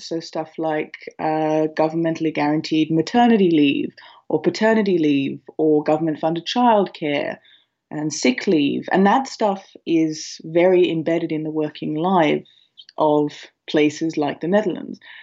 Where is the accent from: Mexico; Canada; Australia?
Australia; moved away as an adult; now in Ireland; I'm an Australian working in Ireland for an American company